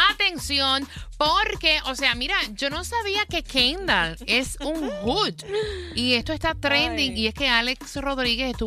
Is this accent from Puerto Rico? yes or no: yes; Puerto Rico; Bueno, yo me crié en Jorén Torres en Puerto Rico y mírame aquí, estoy